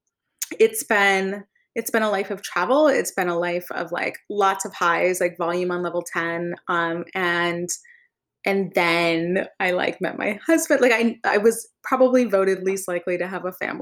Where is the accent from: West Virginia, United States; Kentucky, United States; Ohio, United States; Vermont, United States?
Vermont, United States; now in Los Angeles, United States; I grew up in Vermont